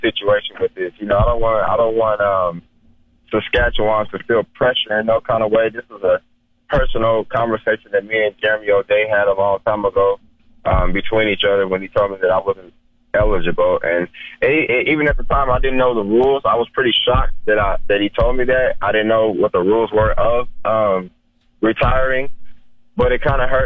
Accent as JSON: {"language": "English", "country": "United States", "said": "me being an American ball player, an American person"}